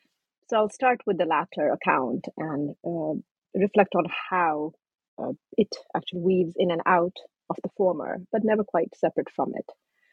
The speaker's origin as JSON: {"language": "English", "region": "Kentucky", "country": "United States", "tie": "born or raised there", "also_born_or_lived": "Nepal", "said": "As you know, I was born in Nepal. And my family came to the US when I was 13. We settled in Kentucky. So yes, growing up in a small, tight-knit Nepali migrant community in Kentucky"}